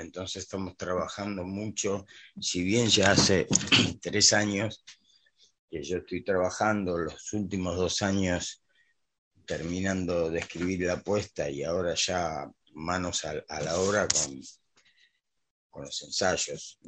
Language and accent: Spanish; Buenos Aires, Argentina; Yo soy porteño, nací en Buenos Aires